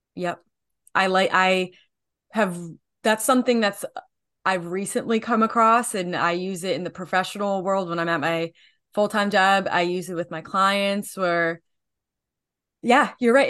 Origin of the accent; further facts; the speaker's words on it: New Jersey, United States; I am from New Jersey